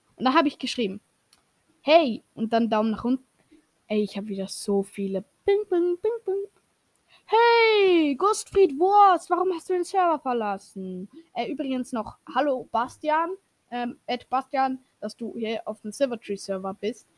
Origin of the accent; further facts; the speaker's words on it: Switzerland; Und ich als Schweizer weiß